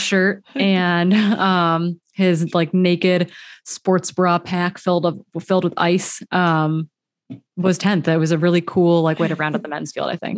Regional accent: Wisconsin, United States; I'm from Wisconsin

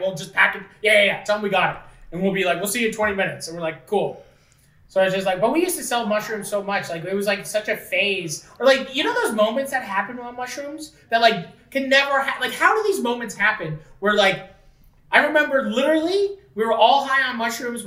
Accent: Fort Erie, Ontario, Canada; we were from Fort Erie

